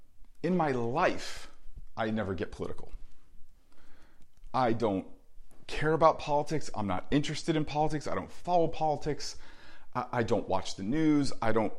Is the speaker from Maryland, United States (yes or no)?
no; New Jersey, United States; I grew up in New Jersey